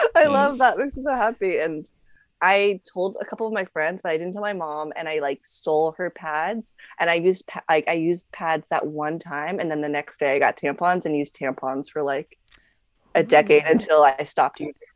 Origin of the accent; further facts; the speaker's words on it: Las Vegas, Nevada, United States; I grew up in Vegas